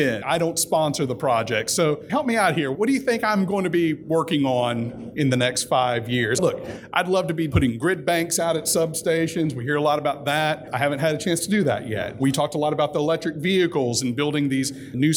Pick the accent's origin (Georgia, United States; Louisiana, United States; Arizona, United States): Louisiana, United States; Bossier City; moved away; my neighborhood back in my hometown of Bossier City, Louisiana